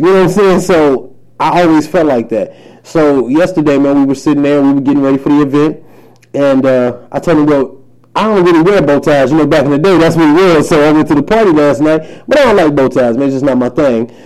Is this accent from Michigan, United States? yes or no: yes; Highland Park, Michigan, United States; also born or lived in Detroit; I'm from Detroit, man. Um, raised in Highland Park, but hell, that is Detroit for real